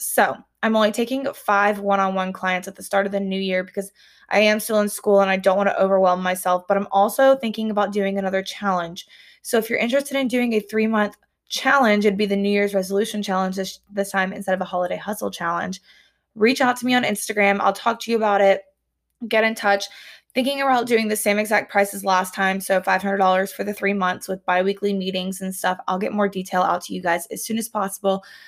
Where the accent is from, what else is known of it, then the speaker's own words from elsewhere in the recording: the South, United States; also born or lived in Columbia, South Carolina / Auburn, Alabama; now in Alabama, United States; I grew up in the South